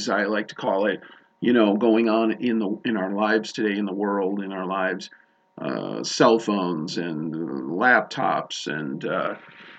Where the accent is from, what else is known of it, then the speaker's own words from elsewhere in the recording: Chicago, Illinois, United States; now in Montana, United States; I'm not from Montana, originally grew up in Chicago